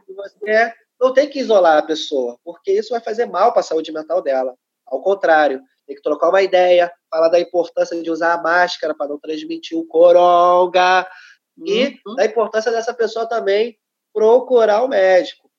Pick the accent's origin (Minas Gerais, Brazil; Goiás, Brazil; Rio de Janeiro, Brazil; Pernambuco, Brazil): Rio de Janeiro, Brazil; sou cria da Maré, né? Uma das favelas aqui do Rio de Janeiro.